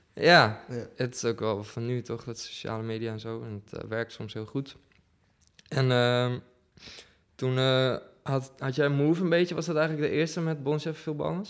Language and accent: Dutch; Deventer, Overijssel, Netherlands; moved away as an adult; now in Utrecht, Netherlands; ik kom oorspronkelijk uit Deventer en ik woon hier nu dik zeven jaar